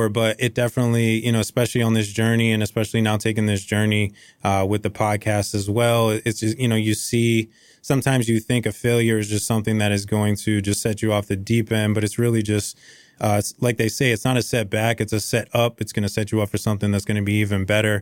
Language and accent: English; Lowell, Massachusetts, United States; I was born and raised in Lowell, Mass